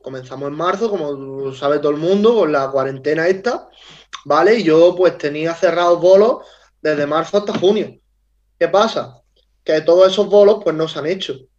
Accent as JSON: {"language": "Spanish", "town": "Huércal-Overa", "region": "Andalusia", "country": "Spain", "also_born_or_lived": "Seville", "said": "yo soy de Huerca Lovera"}